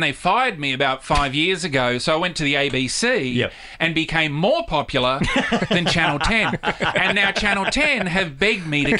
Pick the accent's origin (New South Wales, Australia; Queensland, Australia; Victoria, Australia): New South Wales, Australia; Sydney; moved away as an adult; also born or lived in Melbourne; I'm not from Melbourne. I'm originally from Sydney. And that was the one problem I had was that I was not born and bred in Melbourne